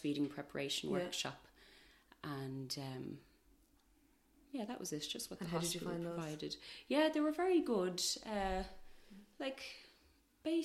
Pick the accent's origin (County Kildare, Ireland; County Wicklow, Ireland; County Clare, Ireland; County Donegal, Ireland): County Kildare, Ireland; Naas; we've lived in Naas for all our lives. We're both from Naas.